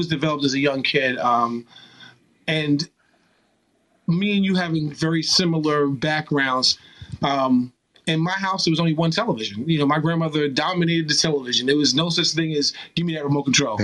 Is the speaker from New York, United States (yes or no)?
yes; New York, United States; Growing up in New York, 2 a.m. on the weekend, Mr. Magic